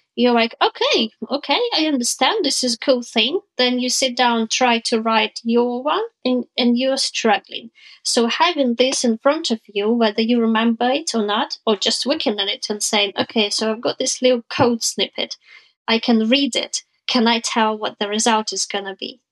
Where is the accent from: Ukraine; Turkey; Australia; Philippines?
Ukraine; also born or lived in Southampton, United Kingdom; I'm from Ukraine